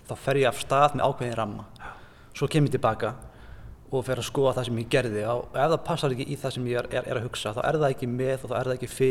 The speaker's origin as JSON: {"language": "Icelandic", "town": "Hveragerði", "region": "South Region", "country": "Iceland", "tie": "born or raised there", "said": "Litlum bæ, ég er úr"}